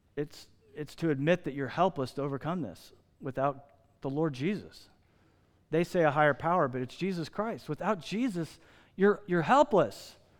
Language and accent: English; Midwest, United States; moved away; I grew up in the Midwest